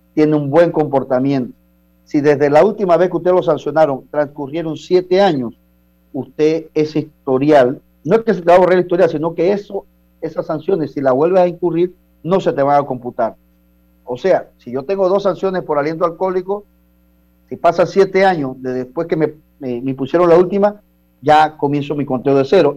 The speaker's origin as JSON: {"language": "Spanish", "region": "Chiriquí", "country": "Panama", "moved": "yes", "said": "allá en, en, mi tierra, en Chiriquí"}